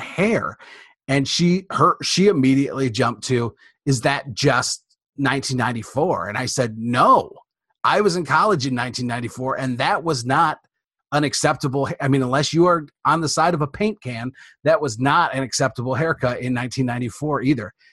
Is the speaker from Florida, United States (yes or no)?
no; Detroit, Michigan, United States; I'm from Michigan, from the Detroit area